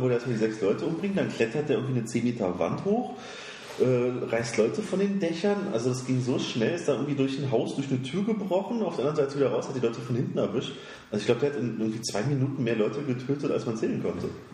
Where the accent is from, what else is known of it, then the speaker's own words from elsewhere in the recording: Germany; als Deutscher